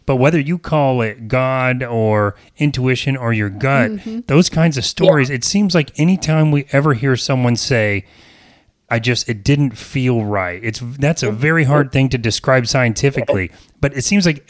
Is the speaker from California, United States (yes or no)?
no; Apopka, Florida, United States; I was born in Apopka in the Apopka Hospital, which I don't think they do anymore. I went to Apopka Elementary, Junior High, they used to call it, and high school.